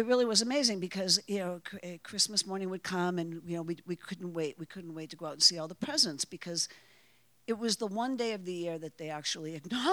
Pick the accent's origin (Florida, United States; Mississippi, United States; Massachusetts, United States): Massachusetts, United States; Waltham; I grew up in Waltham, Massachusetts.